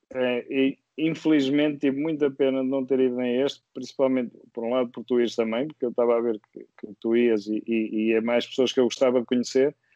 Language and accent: Portuguese; Viseu, Centro, Portugal; moved away as an adult; now in Porto, Portugal; eu sou de Viseu e, e vim para o Porto estudar